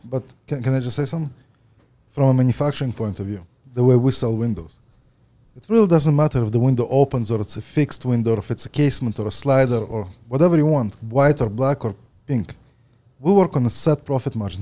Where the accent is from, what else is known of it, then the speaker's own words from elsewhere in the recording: Ukraine; also born or lived in Edmonton, Alberta; now in Ontario, Canada; I was born in the Ukraine